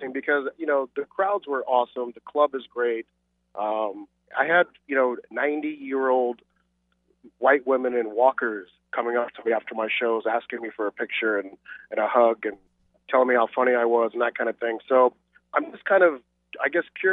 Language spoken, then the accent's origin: English; United States; moved away as an adult; now in Malaysia; growing up in America